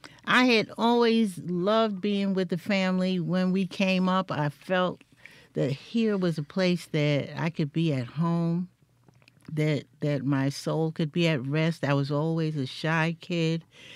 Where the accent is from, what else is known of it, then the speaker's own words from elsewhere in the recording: New York City, New York, United States; moved away as an adult; also born or lived in Meridian, Mississippi; now in Mississippi, United States; Actually, I was born right in Manhattan in New York City. And I've lived in all the boroughs except Staten Island. But my mother was from Meridian.